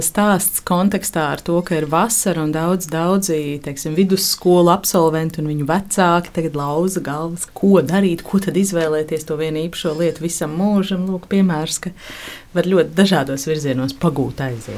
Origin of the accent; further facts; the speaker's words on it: Cēsis, Latvia; moved away as an adult; now in Nottingham, United Kingdom; es esmu cēsiniece, tāpat kā māsa